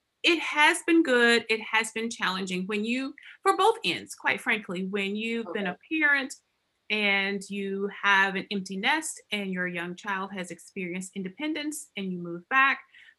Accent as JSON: {"language": "English", "region": "Alabama", "country": "United States", "tie": "born or raised there", "moved": "as an adult", "lives_now": "Arkansas, United States", "said": "I am actually an Alabama girl. I grew up in Alabama."}